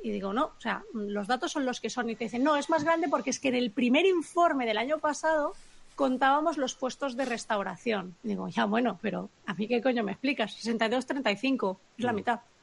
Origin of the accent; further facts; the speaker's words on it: Catalonia, Spain; como catalanes que, que, que, residimos aquí, que trabajamos en la industria